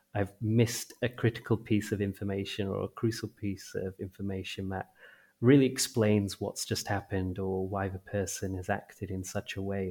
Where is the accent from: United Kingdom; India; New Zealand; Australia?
India; as a, an Indian